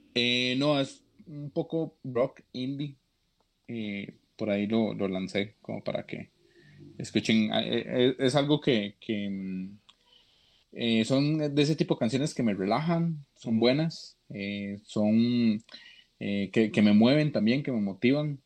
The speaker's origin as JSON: {"language": "Spanish", "country": "Costa Rica", "said": "yo soy de Costa Rica"}